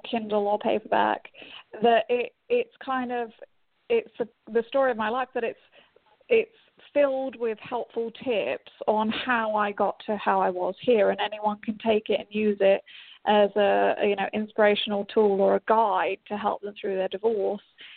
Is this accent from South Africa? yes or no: no; England, United Kingdom; moved away; I'm English, so I get to take my company back to my homeland, kind